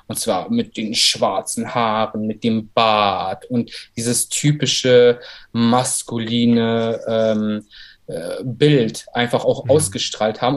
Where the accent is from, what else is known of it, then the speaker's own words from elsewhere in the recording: Berlin, Germany; also born or lived in Baku, Azerbaijan / Saarland / Cologne; meine Familie ist zusammen mit mir 1996 nach Deutschland gezogen. Erstmal ins Saarland und ein halbes Jahr später nach Berlin. Mhm. Äh, genau, und seitdem ich denken kann und seitdem ich mich auch wirklich erinnern kann, lebe ich in Berlin